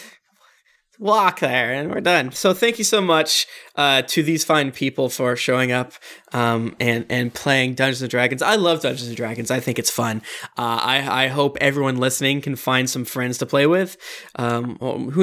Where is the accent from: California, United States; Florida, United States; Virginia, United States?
Florida, United States; I was raised in Florida